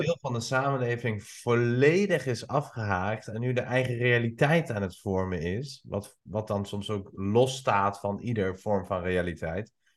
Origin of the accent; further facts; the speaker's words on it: Iran; also born or lived in Albania; now in Netherlands; Ik kom oorspronkelijk uit Iran